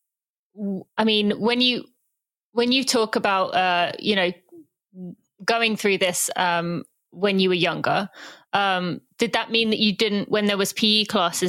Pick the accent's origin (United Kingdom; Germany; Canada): United Kingdom; England; now in United States; I'm British, although I do live in America